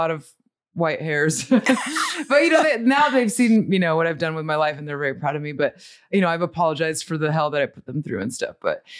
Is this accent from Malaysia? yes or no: no; Montemorelos, Nuevo León, Mexico; born there; So I was born in Mexico. I was born in a little pueblito que se llama Montemorelos.